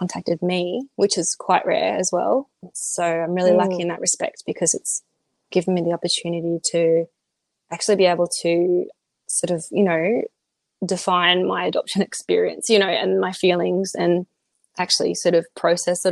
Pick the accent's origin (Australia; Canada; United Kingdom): Australia; also born or lived in South Korea